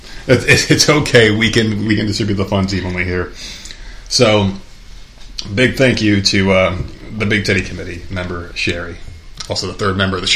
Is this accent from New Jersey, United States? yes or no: yes; New Jersey, United States; moved away; my hometown, and this is back when I lived in New Jersey